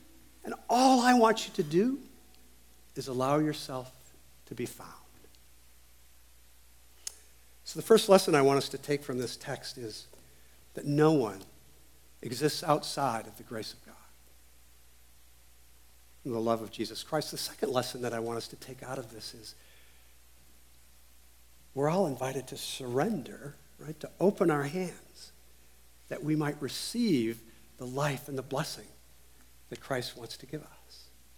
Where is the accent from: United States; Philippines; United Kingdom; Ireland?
United States; Texas; you have to be from Texas to understand what a goad is, right? Well, actually you don't, but as a Texan, I can tell you